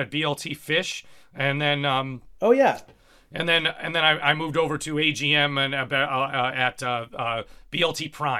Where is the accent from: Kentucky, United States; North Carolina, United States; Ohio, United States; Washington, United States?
Ohio, United States; Cincinnati; now in New York, United States; I came from Cincinnati where, you know, there was a vibrant scene of great musicians as well